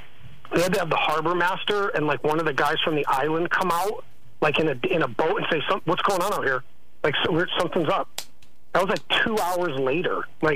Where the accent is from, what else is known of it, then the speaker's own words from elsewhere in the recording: Bristol, Connecticut, United States; I'm from Aaron's town. I'm from Connecticut. And we grew up in the shadow of ESPN.